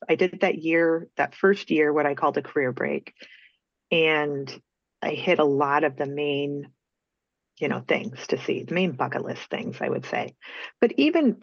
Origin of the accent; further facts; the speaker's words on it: Peoria, Illinois, United States; moved away as an adult; also born or lived in Nebraska; I grew up in Peoria, Illinois